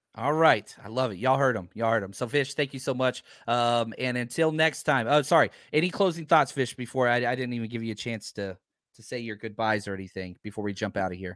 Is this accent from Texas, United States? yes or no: yes; Fort Worth, Texas, United States; I grew up in Fort Worth